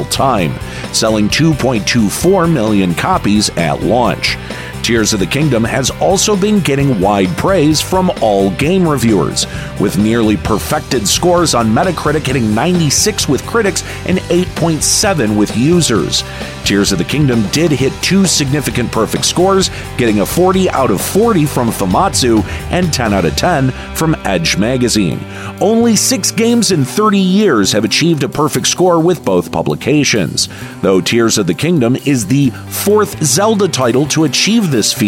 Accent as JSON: {"language": "English", "region": "Michigan", "country": "United States", "said": "my home state of Michigan"}